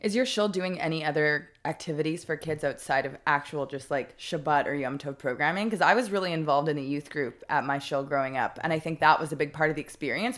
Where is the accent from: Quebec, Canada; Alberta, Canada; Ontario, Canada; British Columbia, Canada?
Quebec, Canada; Montreal; my childhood synagogue, uh, in Montreal